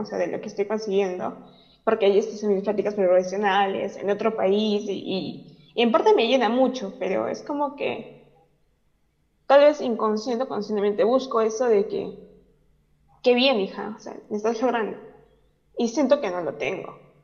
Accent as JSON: {"language": "Spanish", "country": "Peru", "said": "yo soy de Perú"}